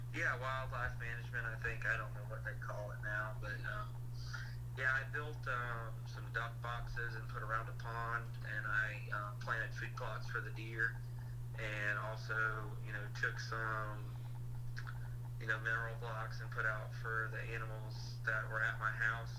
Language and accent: English; Groveland, Florida, United States; I grew up in Groveland, Florida, you know, with an ag background.